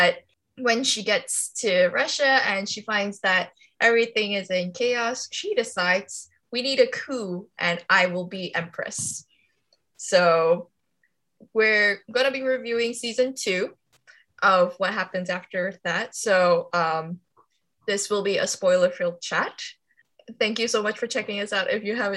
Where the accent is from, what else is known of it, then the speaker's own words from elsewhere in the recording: Kuala Lumpur, Malaysia; now in London, United Kingdom; from Kuala Lumpur, currently in London